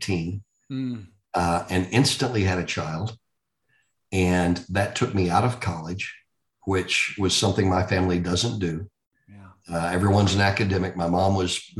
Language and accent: English; Texas, United States; also born or lived in Indiana; I'm a Texan that grew up here, went to school here, started my career here